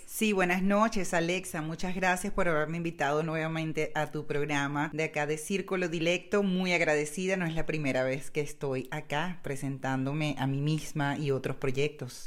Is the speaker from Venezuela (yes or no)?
yes; Caracas, Capital District, Venezuela; moved away as an adult; also born or lived in Maracaibo / El Junquito; now in Netherlands; yo nací en Caracas, primero que nada en la capital de Venezuela, pero mi familia es de Maracaibo, del estado Zulia